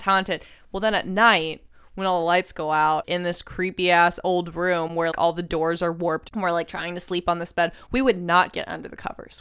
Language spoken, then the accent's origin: English; Texas, United States; I grew up in Texas, and we had this woods across the street from our house